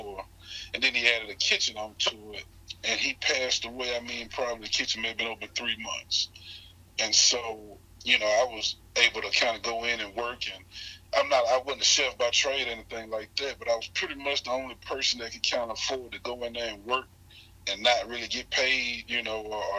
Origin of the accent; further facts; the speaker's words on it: Hattiesburg, Mississippi, United States; I'm born and raised in Hattiesburg, Mississippi